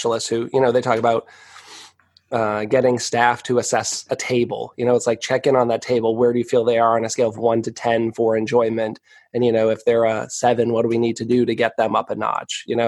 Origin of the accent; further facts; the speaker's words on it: New England, United States; I'm from New England and my mom had this baked bean recipe